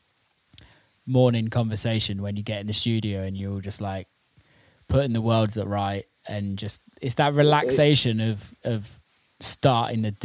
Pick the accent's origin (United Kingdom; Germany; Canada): United Kingdom; moved away as an adult; also born or lived in America; back in the UK, because I've got like family around me and like it's like my hometown